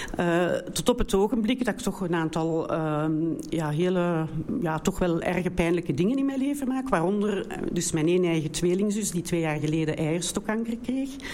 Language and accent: Dutch; Brussels, Brussels-Capital Region, Belgium; accent: Brussels; ik kom uit België, de enige, dus een beetje een ander accent. Met een, eh, Brusselse